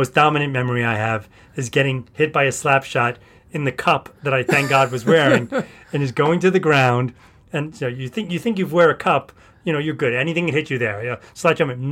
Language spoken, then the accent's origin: English; New York City, New York, United States; I grew up in the Bronx.